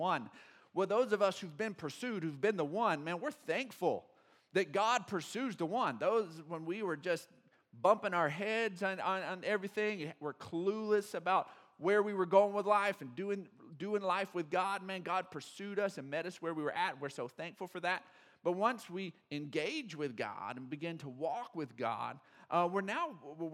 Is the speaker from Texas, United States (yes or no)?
yes; Odessa, Texas, United States; I grew up in Odessa